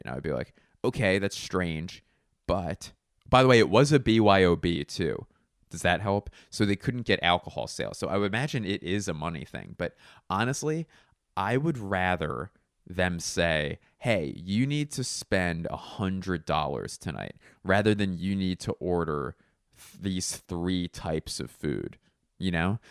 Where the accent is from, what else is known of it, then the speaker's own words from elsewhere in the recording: Philadelphia, Pennsylvania, United States; I'm from Philly